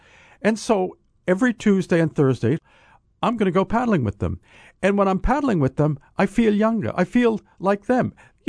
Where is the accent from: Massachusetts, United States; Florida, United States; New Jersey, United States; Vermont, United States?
Massachusetts, United States; now in Cape Cod, United States; I grew up outside Boston. I'm a coastal New Englander, and we moved to the Cape later in my life.